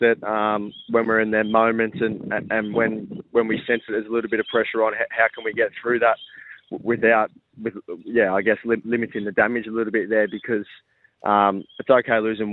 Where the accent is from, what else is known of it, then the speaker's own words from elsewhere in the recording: Victoria, Australia; now in Adelaide, Australia; We're both originally from Victoria